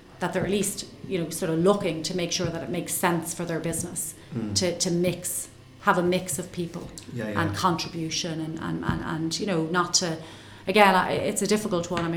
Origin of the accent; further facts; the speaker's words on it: Ireland; I'm an Irish accountant